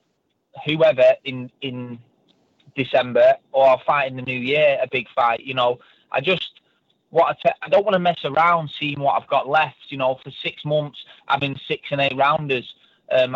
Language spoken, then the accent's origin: English; Birmingham, West Midlands, United Kingdom; moved away; I'm from Birmingham originally